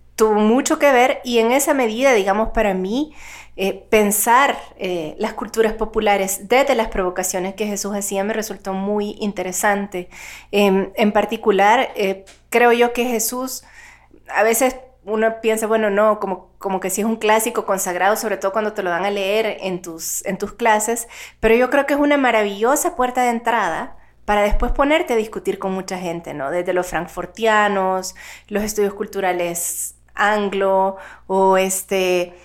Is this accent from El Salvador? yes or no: yes; El Salvador; soy salvadoreña